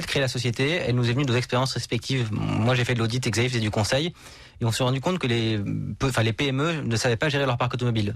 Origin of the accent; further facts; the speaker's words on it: Paris, Île-de-France, France; je suis parisien, donc je roule en scooter dans Paris.